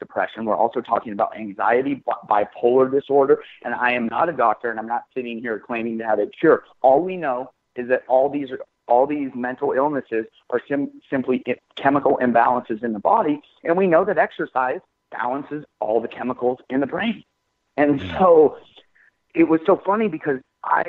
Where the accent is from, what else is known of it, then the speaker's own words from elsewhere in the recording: Washington, United States; moved away as an adult; now in California, United States; I grew up in Washington State